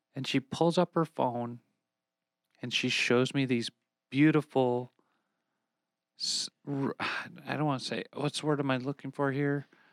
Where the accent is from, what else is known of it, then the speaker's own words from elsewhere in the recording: Minnesota, United States; my home state now of Minnesota